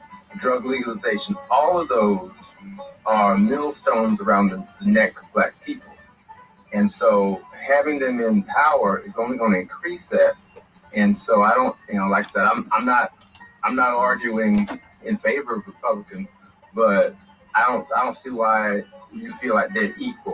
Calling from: Beaufort, South Carolina, United States; from Buford, South Carolina.

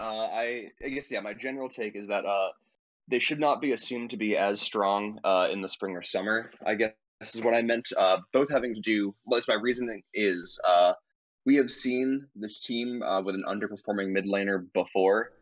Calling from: upstate New York, United States; also born or lived in Boston; I'm calling from upstate New York.

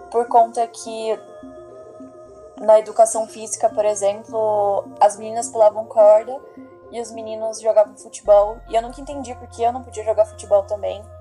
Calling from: Vargem Grande do Sul, São Paulo, Brazil; eu falo de Vargem Grande do Sul. Eu tenho 19 anos

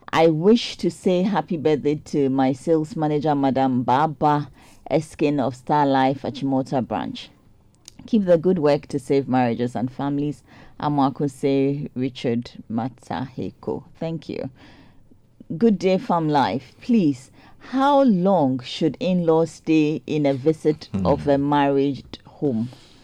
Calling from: Botswana; Good morning. I'm listening from Botswana.

